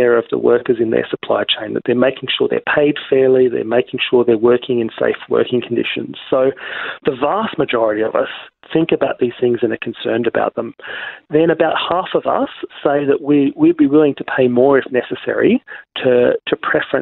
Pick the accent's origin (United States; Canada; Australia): Australia; we as Australian consumers